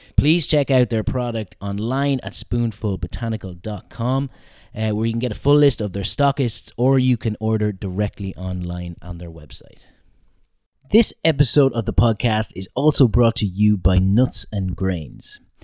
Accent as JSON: {"language": "English", "town": "Mullingar", "region": "Westmeath", "country": "Ireland", "tie": "born or raised there", "said": "from my hometown of Mullingar"}